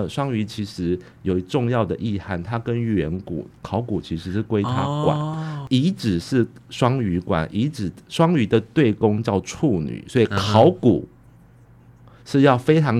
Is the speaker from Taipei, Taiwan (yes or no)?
no; Hualien County, Taiwan; 然后是我们花莲人昆颖做主策展人